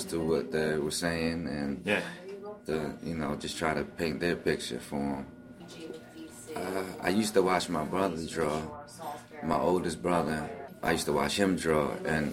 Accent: Baltimore, Maryland, United States; also born or lived in Philippines; I was born in the Philippines. Then I moved to Baltimore when I was 2 years old.

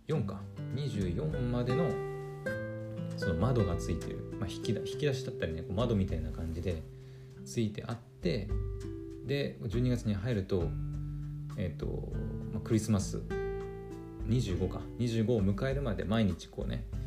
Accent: Aomori, Japan; 青森県もその海に囲まれてるもんですからえっ、ー、となんと丸々市場とかっていうのが結構あるんですよね私の地元にも

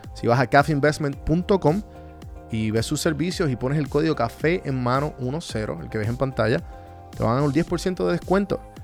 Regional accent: Puerto Rico; moved away as an adult; also born or lived in Atlanta; yo estuve aquí toda mi vida

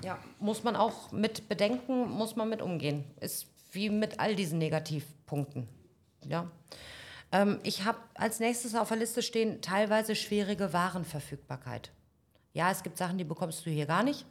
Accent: North Rhine-Westphalia, Germany; also born or lived in Berlin; now in Paphos, Cyprus; Ich bin in Nordrhein-Westfalen geboren

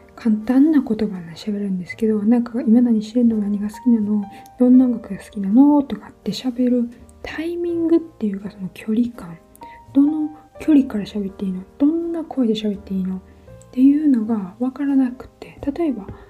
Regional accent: Japan; moved away as an adult; also born or lived in London; 私は日本人として見られるわけですよ

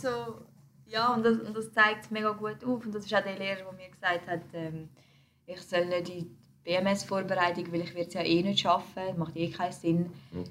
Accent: Switzerland; wir sind Schweizer, so. Mhm. Unsere Eltern sind auch hier in die Schule gegangen, sie haben den gleichen Bildungsweg gemacht wie wir

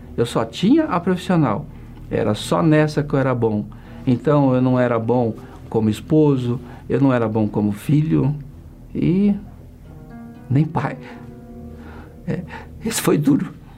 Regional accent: Iporã, Paraná, Brazil; moved away; also born or lived in São Paulo; eu vim do interior do Paraná, uma cidade bem pequena chamada Iporã, e nasci num sítio

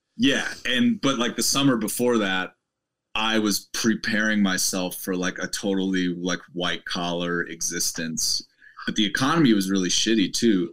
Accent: Midwest, United States; moved away as an adult; also born or lived in Boulder, Colorado; I'm from the Midwest

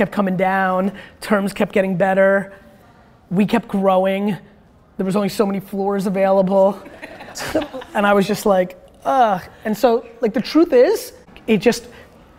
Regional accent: Dover, United States; English is a second language; I wasn't born here. My first interaction with American kids when I was like 4 in Dover

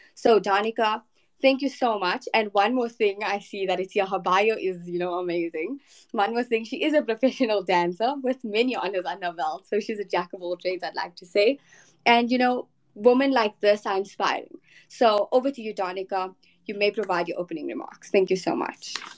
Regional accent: South Africa; I am from South Africa

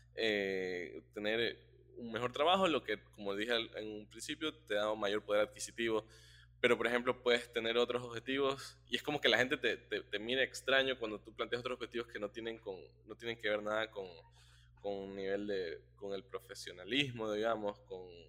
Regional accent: Ecuador; como, como ecuatorianos

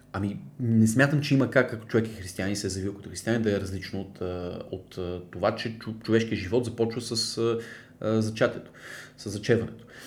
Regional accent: Bulgaria; съм повече българин, защото съм роден в България, израснал в България, никога не съм живял в Польша

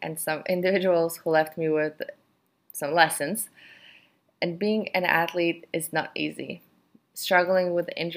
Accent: Warsaw, Masovian Voivodeship, Poland; I'm from Poland. I grew up in Warsaw.

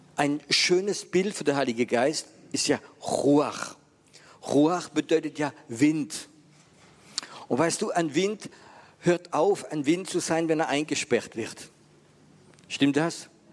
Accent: Germany; bei uns in Deutschland

